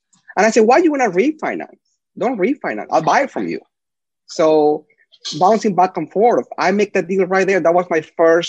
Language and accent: English; Lima, Peru; first language Spanish; English is a second language; moved away as an adult; also born or lived in El Paso, Texas / Houston, Texas; now in United States; born and raised in Miraflores